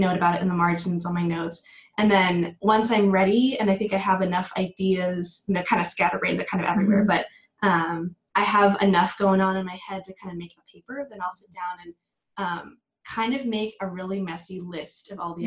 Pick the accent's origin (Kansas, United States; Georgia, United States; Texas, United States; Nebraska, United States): Texas, United States; Dallas; I'm from the Dallas area